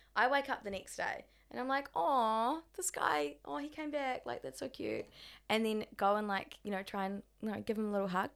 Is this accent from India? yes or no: no; Australia; accent: Australian